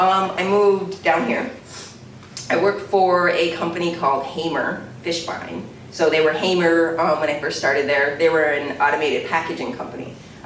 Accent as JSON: {"language": "English", "town": "Williams", "region": "Minnesota", "country": "United States", "tie": "born or raised there", "also_born_or_lived": "Holland, Michigan / Warroad, Minnesota", "moved": "as an adult", "said": "I grew up in Williams or Lake of the Woods. I went to Lake of the Woods High School."}